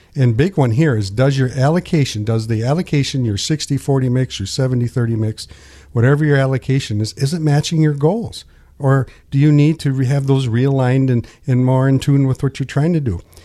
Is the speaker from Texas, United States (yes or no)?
no; Pinconning, Michigan, United States; So, born and raised here, and I didn't move far